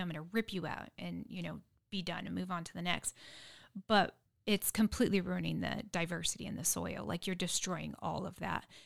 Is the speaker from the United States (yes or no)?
yes; San Diego, California, United States; now in Dripping Springs, United States; I grew up in San Diego, concrete jungle